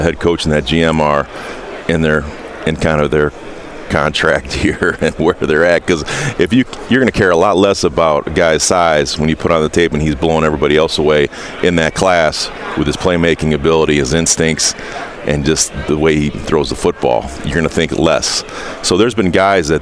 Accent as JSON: {"language": "English", "region": "Indiana", "country": "United States", "said": "I'm from Indiana"}